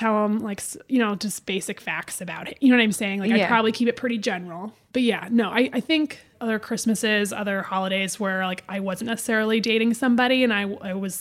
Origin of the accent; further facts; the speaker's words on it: Midwest, United States; now in Los Angeles, United States; I grew up in the Midwest.